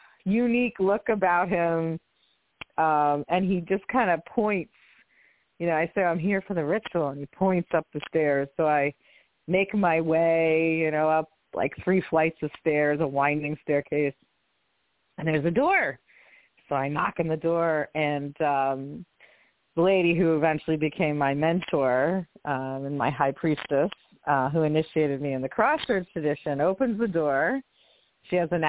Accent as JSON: {"language": "English", "area": "Monmouth County", "region": "New Jersey", "country": "United States", "tie": "born or raised there", "also_born_or_lived": "Manhattan, New York", "moved": "as an adult", "said": "When I got to college, I went from, you know, rural New Jersey to I was raised in Monmouth County. And then came into like Manhattan at 18 in 1989."}